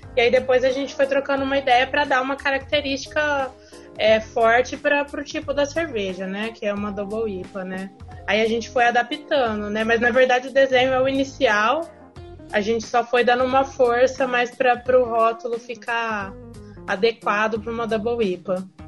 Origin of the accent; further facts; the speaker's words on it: Ribeirão Preto, São Paulo, Brazil; eu sou de Ribeirão Preto